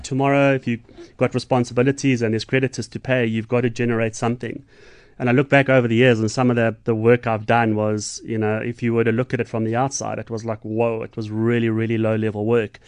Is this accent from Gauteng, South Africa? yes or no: yes; Johannesburg, Gauteng, South Africa; now in Umhlanga, South Africa; I'm from Joburg, but I'm a Stormers boy